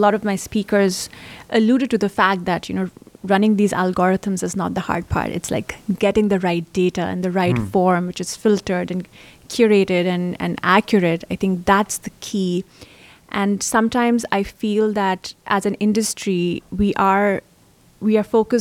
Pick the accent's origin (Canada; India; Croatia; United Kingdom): India; moved away as an adult; now in United States; I grew up in India and I've been part of the developing world. And then I've studied here in the US.